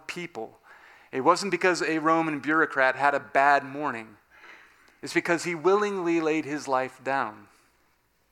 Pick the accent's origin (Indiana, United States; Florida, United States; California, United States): California, United States; Southern; moved away; I grew up in Southern California